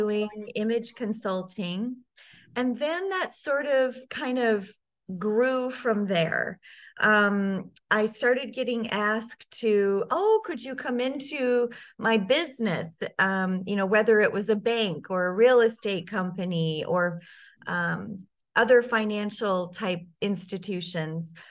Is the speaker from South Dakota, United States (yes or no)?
yes; Sioux Falls, South Dakota, United States; I grew up in Sioux Falls, South Dakota, and spent most of my life there